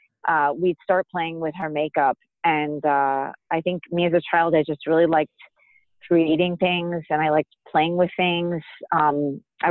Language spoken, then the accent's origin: English; Florida, United States; moved away; I grew up in Florida